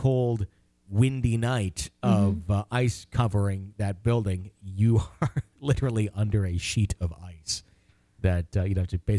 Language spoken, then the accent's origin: English; Ohio, United States; now in East Texas, United States; I'm from Northeast Ohio, southwest of Cleveland, actually, but I'm currently residing in East Texas, helping my grandmother restore her property after the passing of my grandfather.